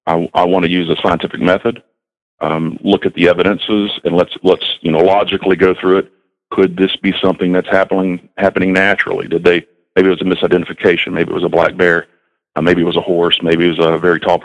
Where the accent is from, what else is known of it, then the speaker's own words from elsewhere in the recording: Southeast Texas, United States; moved away as an adult; now in North Carolina, United States; I grew up in Southeast Texas